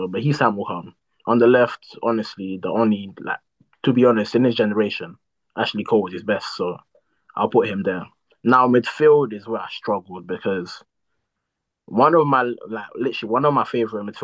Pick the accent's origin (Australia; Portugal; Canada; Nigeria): Portugal; moved away; I grew up in Portugal.